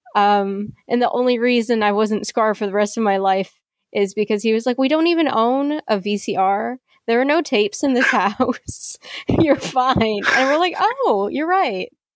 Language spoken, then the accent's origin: English; Philippines; I am Chinese Filipino, and I'm based in the Philippines